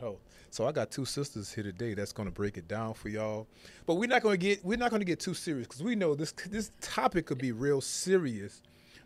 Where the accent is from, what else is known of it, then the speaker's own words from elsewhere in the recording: New Orleans, Louisiana, United States; I'm from New Orleans.